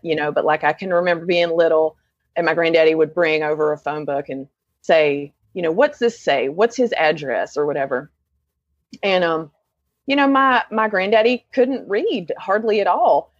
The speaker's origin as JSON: {"language": "English", "town": "Lenoir", "region": "North Carolina", "country": "United States", "tie": "born or raised there", "moved": "as an adult", "lives_now": "Asheville, United States", "said": "I grew up in Lenore, North Carolina, um, which is a couple counties east of here"}